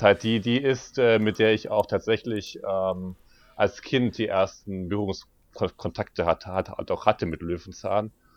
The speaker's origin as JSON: {"language": "German", "region": "Berlin", "country": "Germany", "tie": "born or raised there", "said": "bin ich gebürtiger Berliner"}